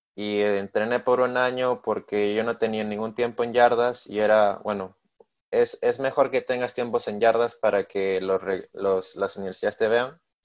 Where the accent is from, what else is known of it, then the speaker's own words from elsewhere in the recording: Peru; moved away as an adult; now in Missouri, United States; soy de Perú, tengo 21 años